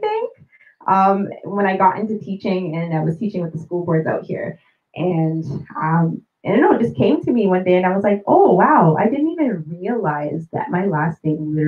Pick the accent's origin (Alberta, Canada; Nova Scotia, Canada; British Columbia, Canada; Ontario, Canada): Ontario, Canada; Toronto; I was born at Toronto General Hospital. I spent 2 years in Toronto. I actually live in the suburbs with my family, but I'm always in Toronto